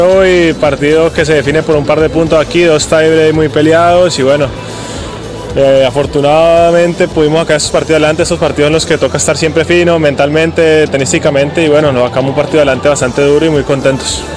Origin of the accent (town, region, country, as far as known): Colombia